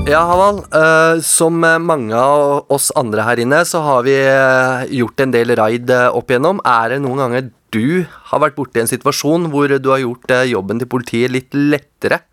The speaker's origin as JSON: {"language": "Norwegian", "region": "Oslo", "country": "Norway", "tie": "born or raised there"}